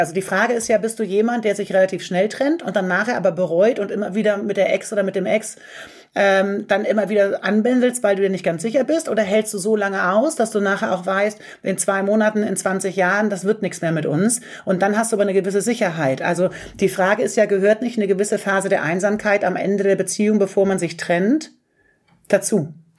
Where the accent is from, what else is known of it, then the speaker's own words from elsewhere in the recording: Göttingen, Lower Saxony, Germany; moved away as an adult; now in Hamburg, Germany; ich komme eigentlich aus Göttingen, aber bin äh, nach dem Abi nach Hamburg gezogen